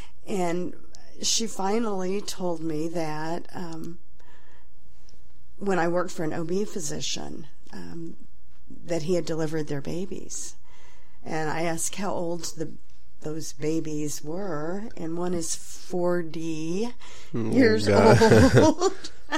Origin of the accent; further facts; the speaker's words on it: Sedalia, Missouri, United States; I was born in Sedalia, Missouri, a long time ago. and I lived in Sedalia until I left for nursing school when I was 17 years old.